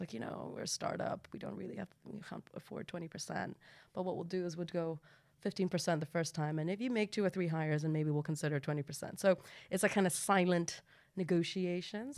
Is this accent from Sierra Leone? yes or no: no; Hong Kong; now in United Kingdom; I'm from Hong Kong